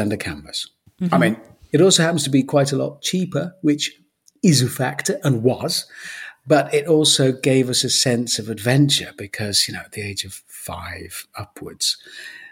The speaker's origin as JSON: {"language": "English", "town": "Birmingham", "region": "West Midlands", "country": "United Kingdom", "tie": "born or raised there", "also_born_or_lived": "London / Cheltenham", "moved": "as an adult", "lives_now": "Ross-on-Wye, United Kingdom", "said": "I was born in Birmingham, raised in Birmingham"}